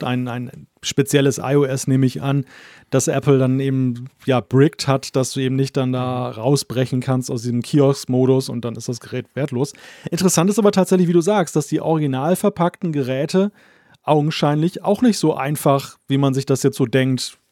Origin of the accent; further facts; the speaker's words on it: Germany; als Deutscher